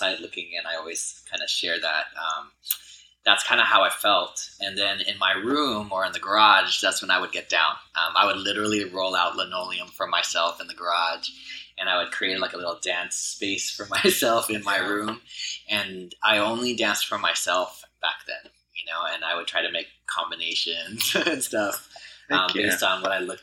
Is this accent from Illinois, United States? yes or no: no; Los Angeles, California, United States; I grew up in Harbor City, so I'm from the South Bay here